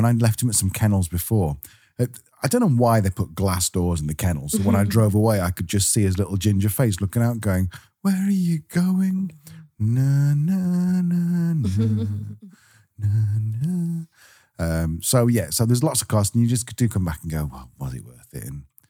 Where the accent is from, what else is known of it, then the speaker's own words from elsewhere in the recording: England, United Kingdom; because I'm English.